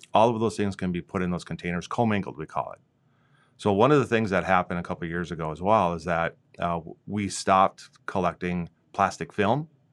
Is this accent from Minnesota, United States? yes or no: yes; Minnesota, United States; moved away as an adult; also born or lived in South Dakota; My wife and I moved from South Dakota. We're originally from Minnesota